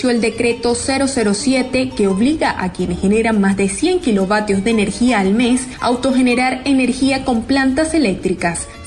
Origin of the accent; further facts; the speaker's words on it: Venezuela; Entonces somos nosotros, los venezolanos, los que nos vemos este, afectados y, atados de manos porque no tenemos donde reclamar nuestro descontento